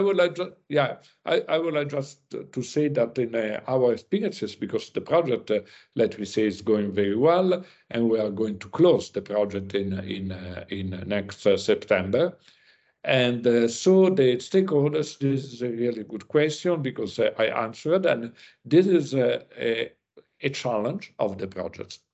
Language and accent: English; Italy; I came from Italy